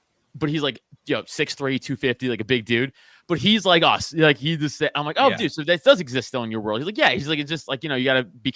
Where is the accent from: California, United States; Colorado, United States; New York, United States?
New York, United States; New York City; growing up in Staten Island, Italian, with the Italian friends and family